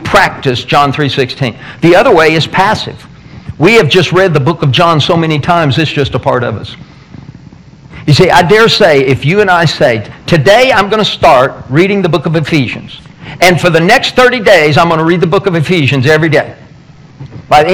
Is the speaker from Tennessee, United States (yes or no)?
yes; Tennessee, United States; I'm from Tennessee